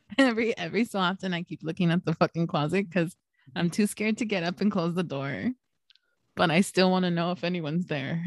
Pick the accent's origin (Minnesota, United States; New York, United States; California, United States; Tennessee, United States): California, United States; San Gabriel Valley; Hiram and I actually grew up in the San Gabriel Valley